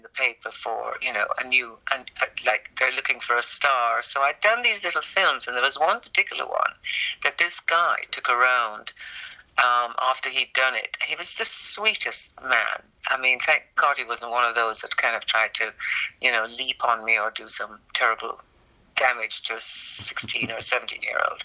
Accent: Jamaica; I was from Jamaica

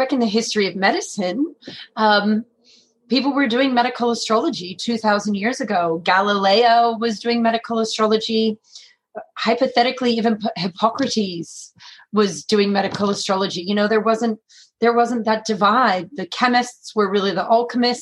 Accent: San Francisco, California, United States; accent: American; now in Australia; I'm born and raised in San Francisco

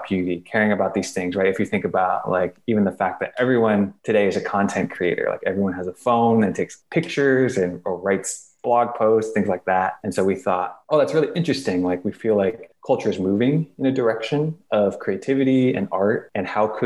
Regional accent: Torrance, California, United States; I grew up in Torrance by the beach

